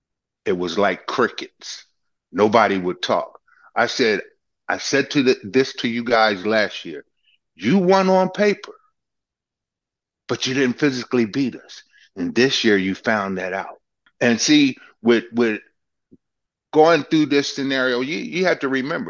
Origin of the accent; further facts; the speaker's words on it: across the bridge from Philadelphia, New Jersey, United States; moved away; I grew up back east, right across the bridge from Philly